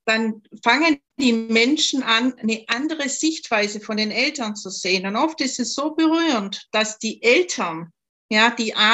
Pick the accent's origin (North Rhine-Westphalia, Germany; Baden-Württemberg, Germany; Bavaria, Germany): Baden-Württemberg, Germany; accent: Swabian; Ich komme ja aus Schwaben, man hört es vielleicht im Dialekt.